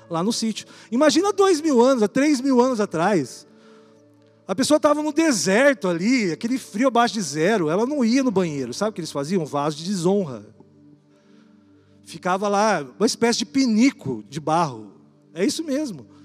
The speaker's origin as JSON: {"language": "Portuguese", "region": "São Paulo", "country": "Brazil", "also_born_or_lived": "Campo Mourão, Paraná", "said": "A gente vinha de São Paulo"}